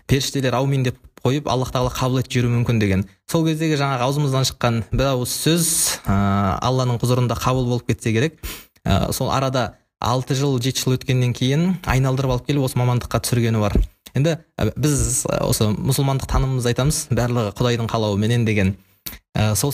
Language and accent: Kazakh; Shymkent, Kazakhstan; moved away as an adult; now in Astana, Kazakhstan; шымкент қаласының тумасымын жасым 21-де қазір Ә, астана қаласында еуразия ұлттық университетінде халықаралық қатынастар факультетінің шығыстану мамандығын соның ішіндегі арабтану бөлімін тәмамдап ә, бітірдім